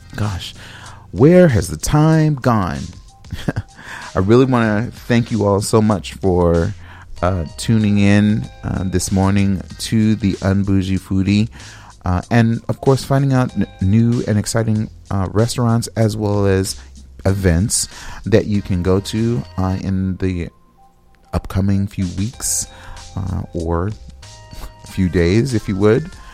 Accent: West Coast, United States; now in Midwest, United States; I'm from the West Coast, so I'm not familiar with that term

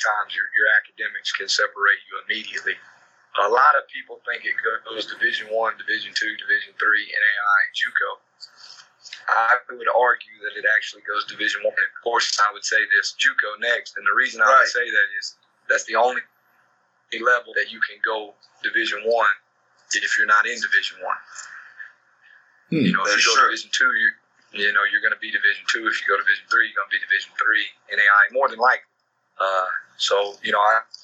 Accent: Jonesboro, Georgia, United States; now in Waycross, United States; I'm from Jonesboro, Georgia

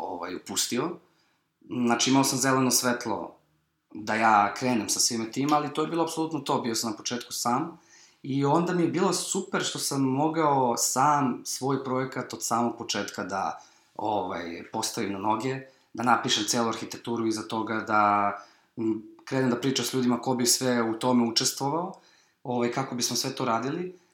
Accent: Serbia; iz Evrope smo bili eh, mi iz Srbije

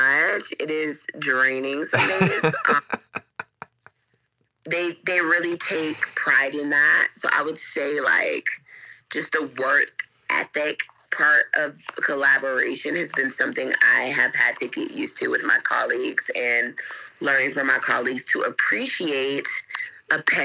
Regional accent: Atlanta, Georgia, United States; moved away as an adult; now in Kenya; I'm from Atlanta, Georgia

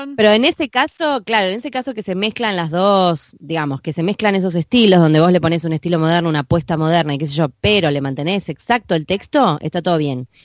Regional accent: Buenos Aires, Argentina; accent: porteño; los porteños se creen que no tienen acento, pero tenemos acento.

